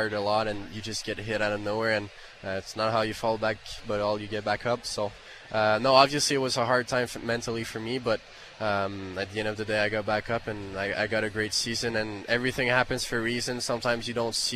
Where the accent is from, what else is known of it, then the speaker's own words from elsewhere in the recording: Canada; English is a second language; being a Canadian